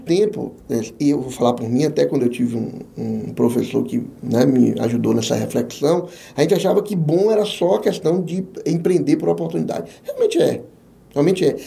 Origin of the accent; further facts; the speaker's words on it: Jequié, Bahia, Brazil; moved away as an adult; also born or lived in Ilhéus / Santo Antônio de Jesus; now in Feira de Santana, Brazil; apareceu uma vaga pra, na minha terra natal como consultor. Vim para Jequié